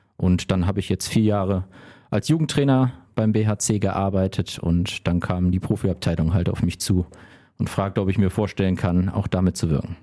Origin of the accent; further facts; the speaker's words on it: Remscheid, North Rhine-Westphalia, Germany; also born or lived in Wuppertal; ich bin in Lüttringhausen, Stadtteil von Remscheid, groß geworden